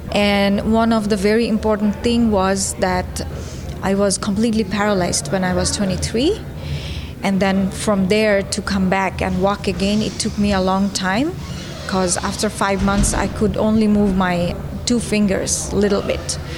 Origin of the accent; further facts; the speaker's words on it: Bangladesh; also born or lived in Netherlands; I am from Bangladesh and the Netherlands, and I am a fine artist.